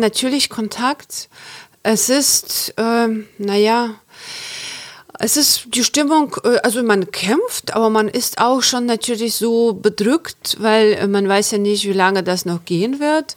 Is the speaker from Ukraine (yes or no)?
yes; Chernivtsi, Chernivtsi Oblast, Ukraine; German is a second language; moved away as an adult; now in Germany; ich komme aus der Ukraine. Ich bin in der Ukraine geboren und aufgewachsen.